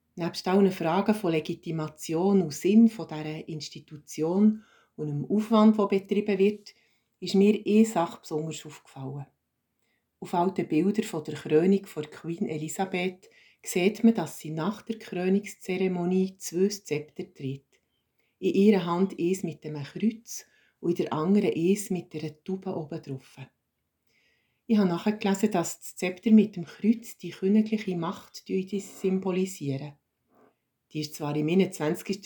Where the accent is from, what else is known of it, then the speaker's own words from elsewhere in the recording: Switzerland; als Schweizer